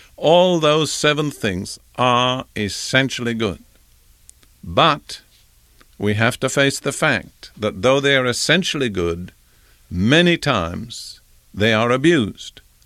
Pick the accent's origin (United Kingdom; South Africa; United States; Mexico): United Kingdom; as a young boy growing up in Britain in the Anglican Church